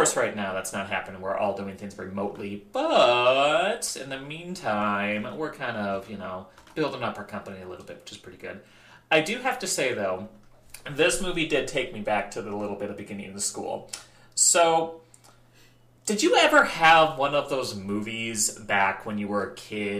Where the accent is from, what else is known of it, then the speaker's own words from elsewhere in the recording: Midwest, United States; I grew up in the Midwest